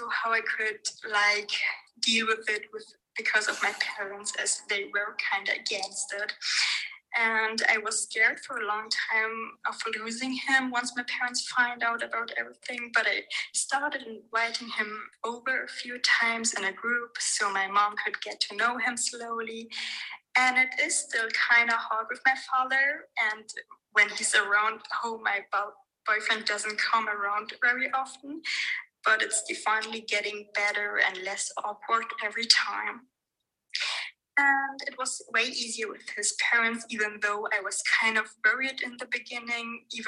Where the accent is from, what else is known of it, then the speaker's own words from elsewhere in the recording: Germany; So basically, I was born and raised in Germany, but not really religiously. Both my parents are Persian